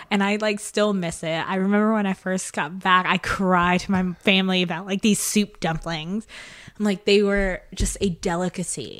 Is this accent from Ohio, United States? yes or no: no; Lexington, Tennessee, United States; also born or lived in Indonesia; now in Memphis, United States; I was born in Indonesia, but I grew up in a small town, America, in Lexington, Tennessee